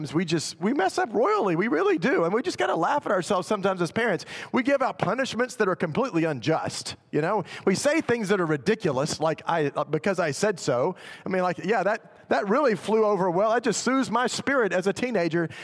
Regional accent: Memphis, Tennessee, United States; I was actually in my hometown in Memphis

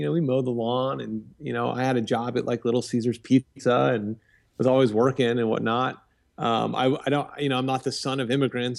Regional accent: Vienna, Virginia, United States; I grew up in Northern Virginia, Vienna, Virginia. I'm the oldest of 7 kids.

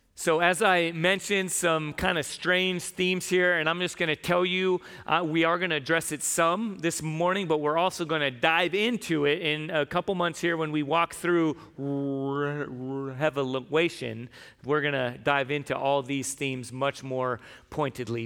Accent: San Diego, California, United States; now in Tucson, United States; I grew up in San Diego

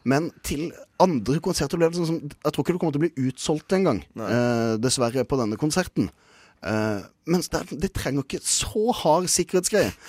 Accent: Kristiansand, Agder, Norway; jeg er fra Kristiansand

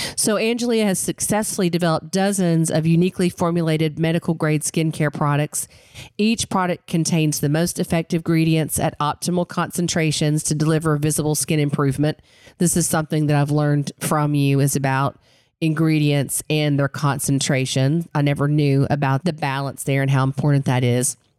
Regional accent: Western North Carolina, United States; I grew up in the mountains of Western North Carolina

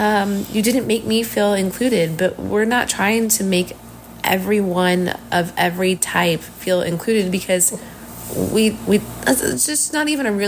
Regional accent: Missouri, United States; I've lived in Missouri my entire life, within like a 1.5 hour radius of, you know, the same area.

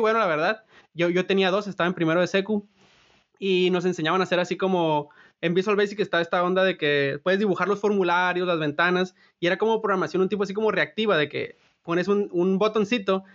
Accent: Sinaloa, Mexico; moved away as an adult; now in Silicon Valley, United States; yo soy de Sinaloa

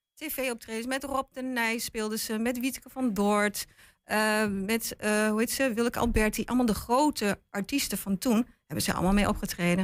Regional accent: Lentvelde Brink, Overijssel, Netherlands; Dat is ook de plek waar ik vandaan kom, hè, waar mijn ouders wonen, waar ik ben geboren en getogen.

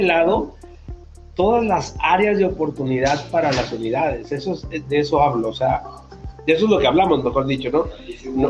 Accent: Mexico; como decimos acá en, en México, las pilas o las baterías

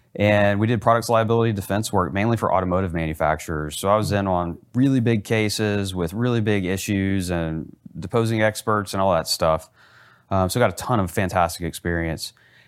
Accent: Plano, Texas, United States; also born or lived in Lubbock, Texas; so I was born in Lubbock, Texas. That's West Texas for anybody out there who doesn't know where that is. And we moved to Plano when I was about 3 years old. And okay. So I grew up in the Dallas-Fort Worth area.

